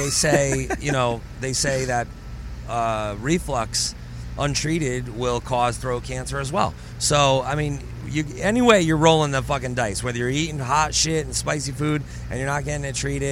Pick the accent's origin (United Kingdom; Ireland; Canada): Ireland; Irish people, we hate the doctor.